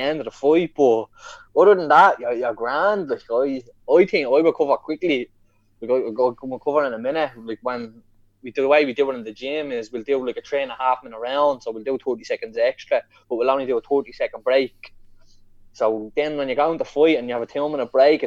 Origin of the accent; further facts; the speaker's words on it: Ireland; I'm an Irish lad